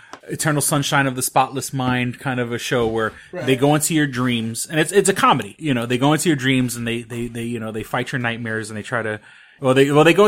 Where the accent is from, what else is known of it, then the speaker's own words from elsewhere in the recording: New York City, New York, United States; being a metalhead growing up in New York City, I grew up with a lot of friends of mine